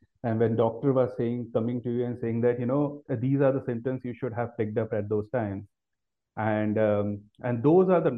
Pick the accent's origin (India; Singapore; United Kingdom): India; Delhi; also born or lived in United States; I've been born and brought up in Delhi